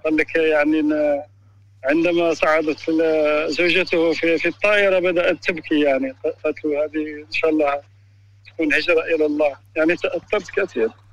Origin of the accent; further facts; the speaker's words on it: Algeria; now in Spain; انا آه، جزائري من اسبانيا